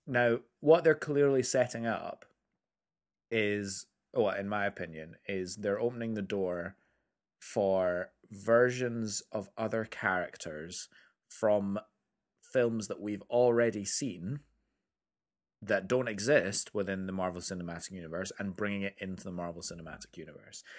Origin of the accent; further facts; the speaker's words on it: United Kingdom; I'm British